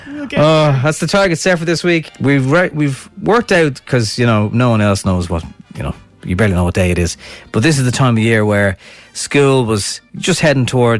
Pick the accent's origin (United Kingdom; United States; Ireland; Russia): Ireland; Dublin, Leinster; born or raised there